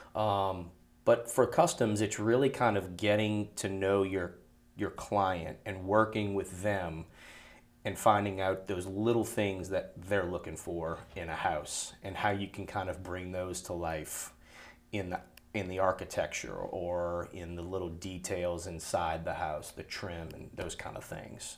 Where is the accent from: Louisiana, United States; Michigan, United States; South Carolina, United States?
Louisiana, United States; New Orleans; now in Baton Rouge, United States; I am from New Orleans